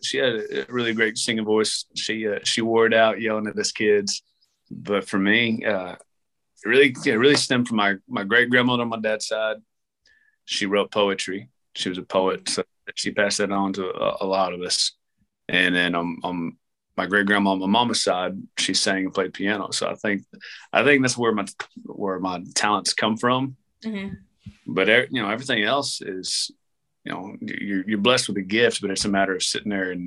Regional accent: Hereford, Texas, United States; also born or lived in Amarillo, Texas / Lubbock, Texas; I'm from Hereford, Texas. That's where I spent my first 13 years. Then I graduated out of Amarillo, Texas

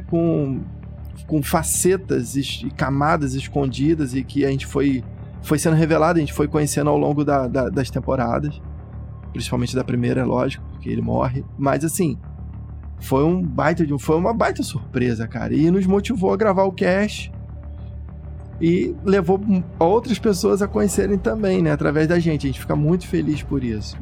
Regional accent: Brazil; nós como brasileiros

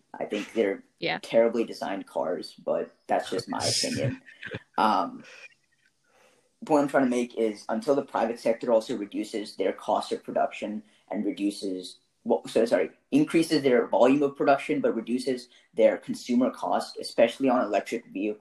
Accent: Fairfax County, Virginia, United States; we're all from Fairfax County, right? Fourth richest county in the country

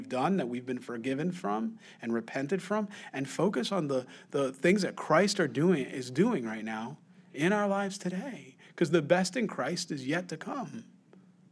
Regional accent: Rochester, United States; growing up in Rochester on Mulberry Street.

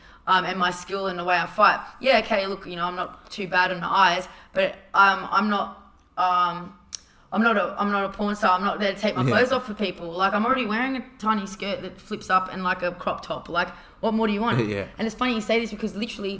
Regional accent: Australia; being Australian and having my looks in America

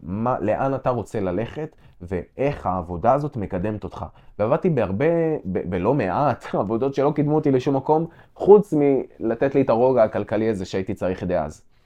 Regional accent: Israel; גדלתי במושב

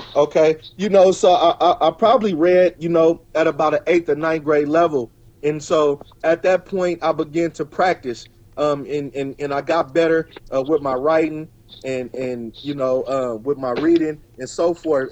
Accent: Richmond, California, United States; born in Richmond, raised in Richmond

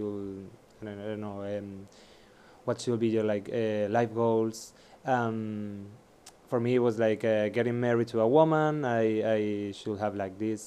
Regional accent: Seville, Andalusia, Spain; moved away; I was born in Sevilla with all this, Catholic culture around me

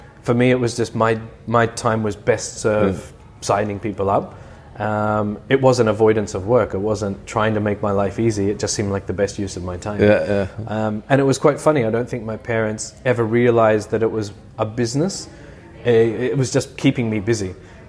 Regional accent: Brisbane, Queensland, Australia; born there; also born or lived in Melbourne / Canberra; So I was born in Brisbane, and at a very young age we moved to Melbourne, and then very shortly after that we moved to Canberra, and we knew that that was a temporary posting.

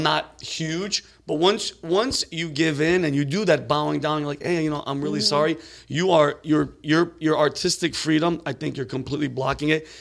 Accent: East Coast, United States; I'm from the East Coast.

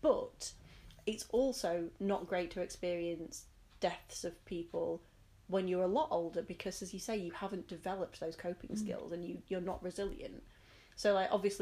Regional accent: United Kingdom; we, as British people

